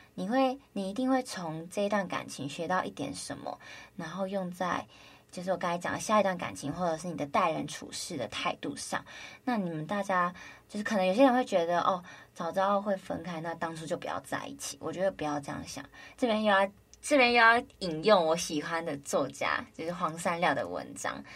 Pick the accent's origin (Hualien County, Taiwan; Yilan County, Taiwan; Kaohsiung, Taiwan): Kaohsiung, Taiwan; moved away as an adult; now in Taipei, Taiwan; 小时候在高雄念书的时候